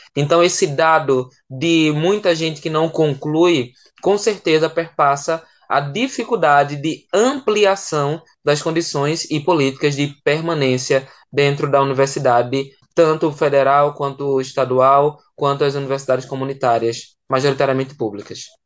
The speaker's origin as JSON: {"language": "Portuguese", "region": "Pernambuco", "country": "Brazil", "also_born_or_lived": "João Pessoa, Paraíba", "moved": "as an adult", "said": "pernambucano que fui morar lá em João Pessoa para cursar a graduação"}